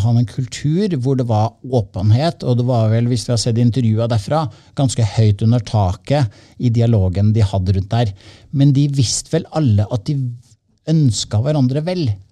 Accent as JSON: {"language": "Norwegian", "town": "Trondheim", "region": "Trøndelag", "country": "Norway", "moved": "yes", "said": "Jeg er uh, opprinnelig fra Trondheim"}